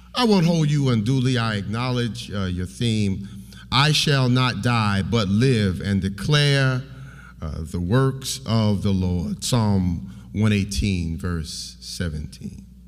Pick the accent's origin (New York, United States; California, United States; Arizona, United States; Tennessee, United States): New York, United States; I'm from New York